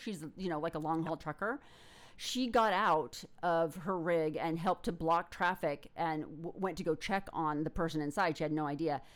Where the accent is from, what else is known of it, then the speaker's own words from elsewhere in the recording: United States; in the United States, we hear about being the ugly American